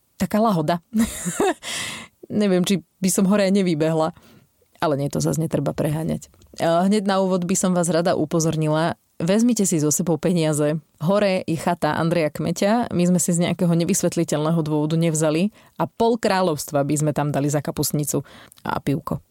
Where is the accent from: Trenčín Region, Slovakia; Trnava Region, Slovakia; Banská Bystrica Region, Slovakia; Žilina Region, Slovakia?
Banská Bystrica Region, Slovakia; Žarnovica; pochádzam zo Žarnovice a dospievanie som strávila v podstate na Bánsku šťavnických tajchoch